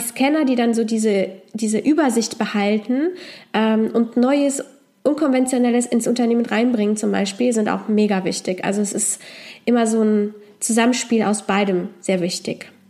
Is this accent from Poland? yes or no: yes; Poland; moved away; ich komme ursprünglich aus Polen